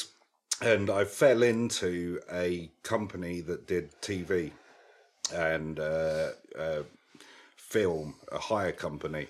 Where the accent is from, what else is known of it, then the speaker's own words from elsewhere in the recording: London, United Kingdom; I spent a lot of that time in East London